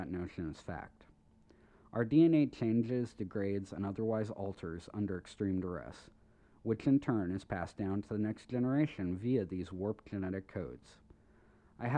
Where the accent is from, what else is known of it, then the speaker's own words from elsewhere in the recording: United States; I'm an American